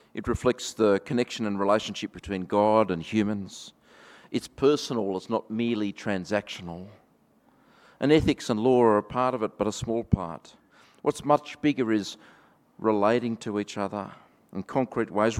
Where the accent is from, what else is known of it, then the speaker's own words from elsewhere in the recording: Australia; accent: Australian; my Australian accent